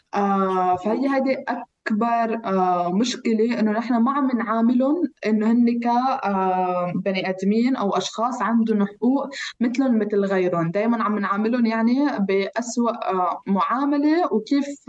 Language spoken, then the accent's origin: Arabic; Lebanon; accent: Palestinian; moved away as an adult; also born or lived in London; now in Geneva, Switzerland; انا لاجئه فلسطينيه من لبنان